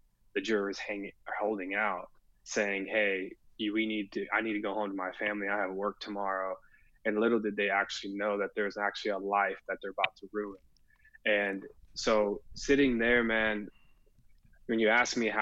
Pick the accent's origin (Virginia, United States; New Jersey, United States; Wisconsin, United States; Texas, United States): Texas, United States; Williamson County; growing up in Williamson County